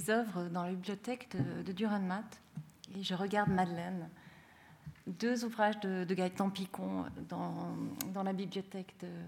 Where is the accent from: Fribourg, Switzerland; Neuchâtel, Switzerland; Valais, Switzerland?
Fribourg, Switzerland; now in Zurich, Switzerland; alors personnellement, je suis une fribourgeoise qui, qui, travaille à Zurich